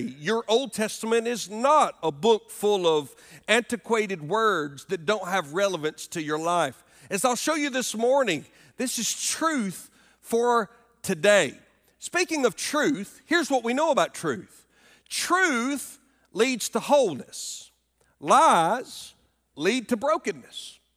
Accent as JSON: {"language": "English", "region": "Alabama", "country": "United States", "tie": "born or raised there", "moved": "as an adult", "lives_now": "Greenville, United States", "said": "our home state where I grew up in Alabama"}